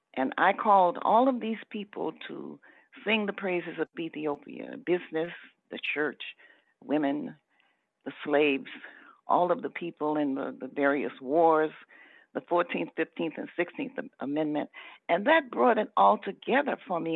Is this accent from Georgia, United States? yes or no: yes; Atlanta, Georgia, United States; I wanted to stay in the South because I was born in Atlanta. I was not a person who came from another place